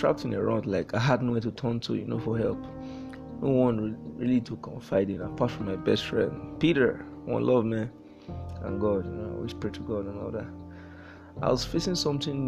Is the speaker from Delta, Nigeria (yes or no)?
yes; Warri, Delta, Nigeria; I was born in the Federal Republic of Nigeria in the year 1997 in a town called Warri. Warri, Niger Delta, that's Delta State. I did all my formal schooling there.